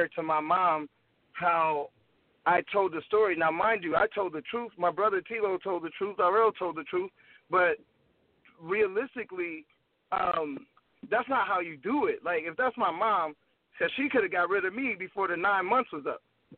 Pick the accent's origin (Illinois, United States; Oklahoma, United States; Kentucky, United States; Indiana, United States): Indiana, United States; Gary; also born or lived in St. Paul, Minnesota; I'm from Gary, Indiana, born, lived there till I was like 8, moved to Minnesota, St. Paul, then moved back to Gary